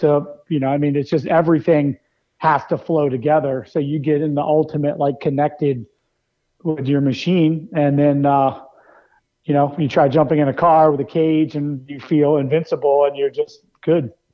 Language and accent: English; Maryland, United States; I grew up in Maryland